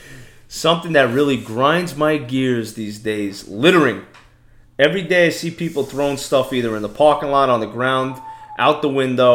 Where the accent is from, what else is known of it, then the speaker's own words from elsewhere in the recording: New York City, New York, United States; now in Florida, United States; I come from Brooklyn, New York, okay?